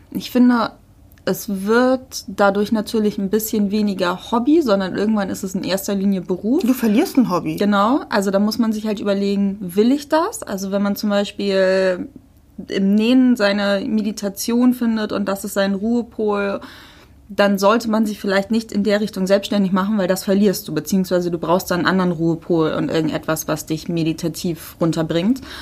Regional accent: Hamburg, Germany; Wenn wir übrigens so Muddis sagen, das ist nicht abhellig gemeint, wir kommen halt aus Hamburg, da sagt man das so. Ich bin auch Muddi.

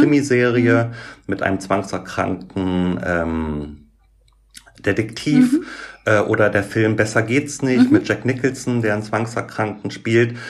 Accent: Göttingen, Lower Saxony, Germany; moved away as an adult; also born or lived in Berlin; bin dann aber wieder zurück in meine Heimatstadt Göttingen

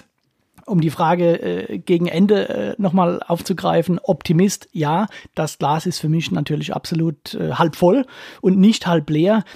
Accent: Ketsch, Baden-Württemberg, Germany; accent: Ketscher Dialekt; ich komme ja aus Ketch

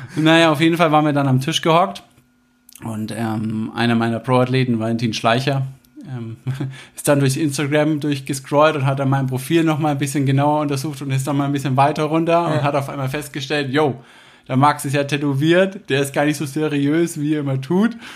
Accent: Herzogenaurach, Bavaria, Germany; Bin da groß geworden in der Stadt

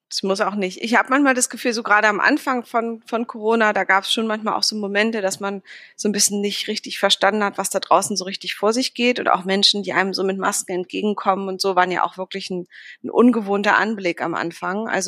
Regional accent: Berlin, Germany; da geht es so um Berlin direkt nach der Wende, also Ostberlin und das ist für mich als Berlinerin, aber auch generell ein ganz spannendes Wendebuch

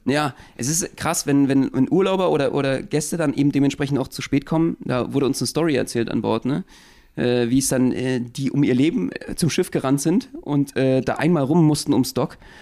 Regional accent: Berlin, Germany; Wir als Berliner

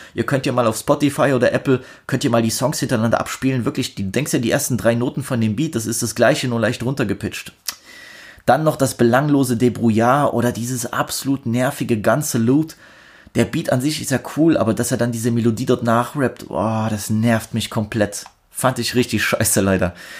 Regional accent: Germany; ich bin Deutscher

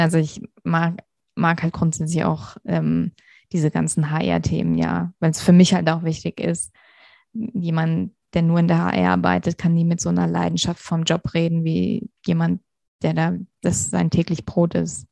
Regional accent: Hesse, Germany; moved away as an adult; also born or lived in Vienna, Austria; now in Munich, Germany; ich komme ursprünglich aus Hessen, bin dann nach Wien gezogen fürs Studium, lebe jetzt in München

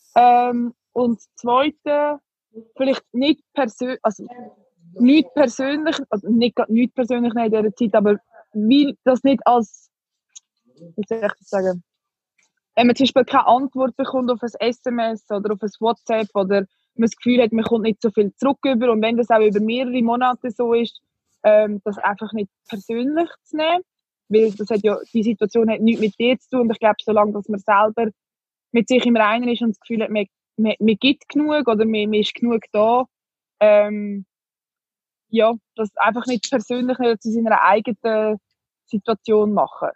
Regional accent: Switzerland; wir als Schweizer

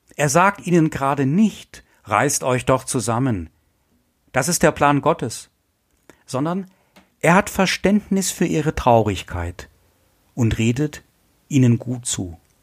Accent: Essen, North Rhine-Westphalia, Germany; Ich komme ja aus Essen, aus dem Ruhrgebiet

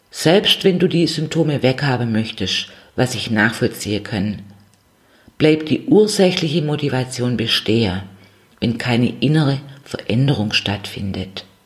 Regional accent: Swabia, Germany; accent: Swabian; ich gestalte es mit meinem schwäbischen

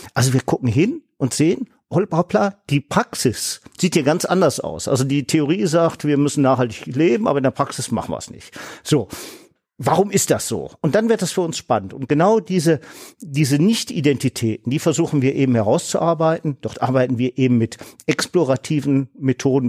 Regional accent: Solingen, North Rhine-Westphalia, Germany; bei uns in Solingen

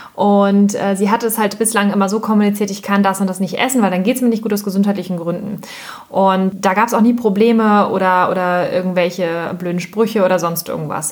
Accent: Hamburg, Germany; wir kommen jetzt ja zum Beispiel aus Hamburg

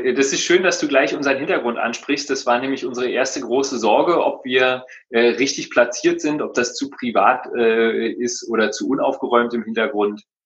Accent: Berlin, Germany; ich bin äh, gebürtiger Berliner

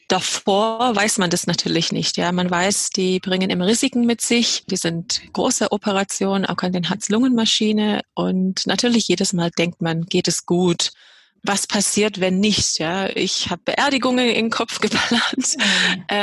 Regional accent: England, United Kingdom; moved away as an adult; now in Germany; Ja, ich komme aus Nordengland, äh, habe aber schottische Wurzeln

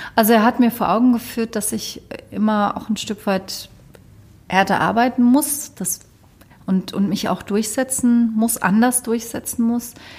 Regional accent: Cologne, North Rhine-Westphalia, Germany; bei uns in Köln

